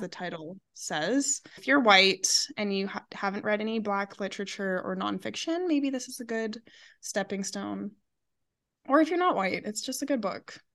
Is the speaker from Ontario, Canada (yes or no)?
no; Alberta, Canada; we're from Alberta